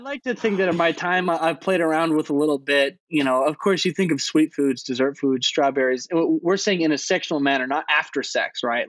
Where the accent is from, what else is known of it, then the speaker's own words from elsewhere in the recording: Arizona, United States; we're from Arizona